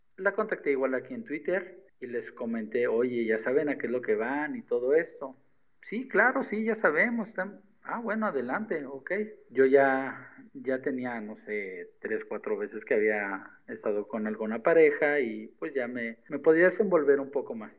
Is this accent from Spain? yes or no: no; State of Mexico, Mexico; also born or lived in Cancún; soy del Estado de México